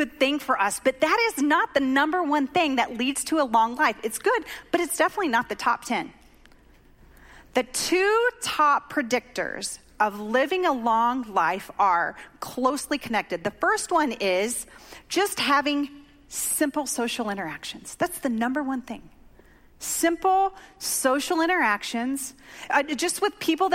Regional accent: Oklahoma, United States; moved away; I grew up in Oklahoma

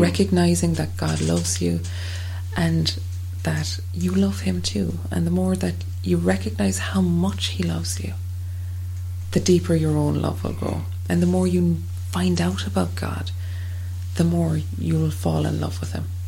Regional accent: Ireland; as Irish people

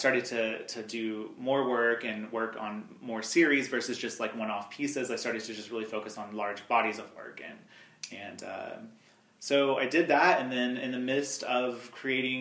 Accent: Altus, Oklahoma, United States; I'm originally from Oklahoma. I grew up southwest Oklahoma, Altus, Oklahoma, which is not too far from here

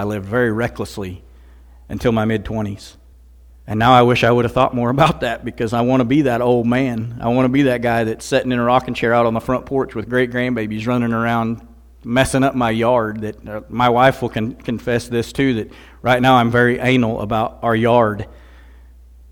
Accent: Missouri, United States; I'm from Missouri

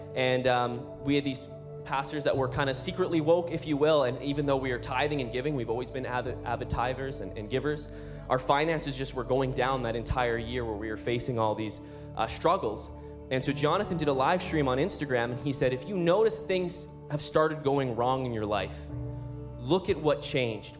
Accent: Calgary, Alberta, Canada; we're from Calgary, Alberta

